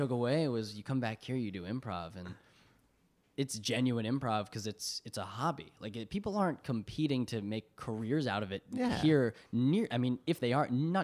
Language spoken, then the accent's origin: English; Pittsburgh, Pennsylvania, United States; I'm from Squirrel Hill. I was born and raised. Went to Alderdice High School.